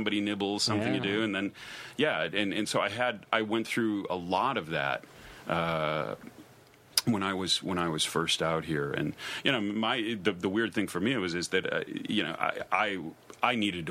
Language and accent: English; Chicago, Illinois, United States; also born or lived in Los Angeles; now in Provincetown, United States; I grew up in Chicago and then I lived